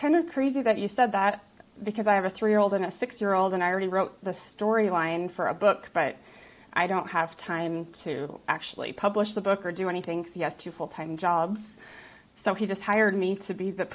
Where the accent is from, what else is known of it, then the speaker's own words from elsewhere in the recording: Utah, United States; I grew up in Utah that was like 0% recycling when I grew up